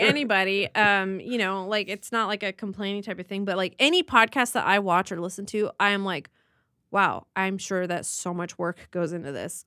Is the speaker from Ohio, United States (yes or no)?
yes; Midwest Ohio, United States; now in Los Angeles, United States; I grew up in Midwest Ohio